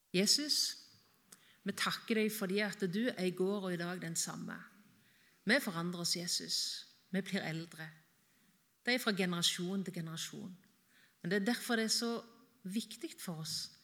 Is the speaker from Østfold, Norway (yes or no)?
no; Varhaug, Rogaland, Norway; moved away; hjemme på Varhaug, på gården der jeg vokste opp